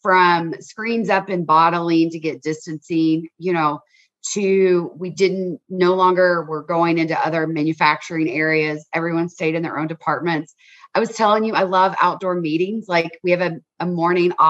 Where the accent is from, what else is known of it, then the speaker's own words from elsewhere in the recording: Kentucky, United States; growing up in Kentucky